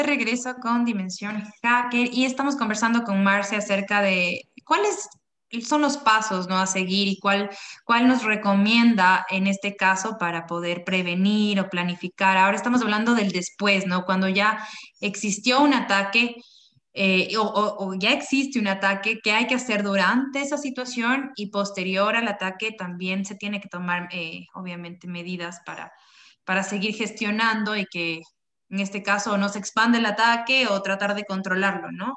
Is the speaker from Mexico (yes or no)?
no; Ecuador; Nosotros como, como ecuatorianos, como parte de, de, de, la ciudadanía ecuatoriana